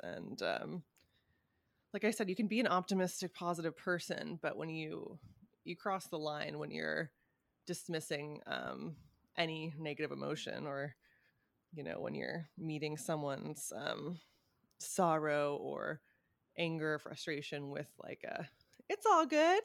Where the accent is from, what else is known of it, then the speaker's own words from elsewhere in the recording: California, United States; moved away; my hometown, uh, Cal Cal can be a very fucking bizarre place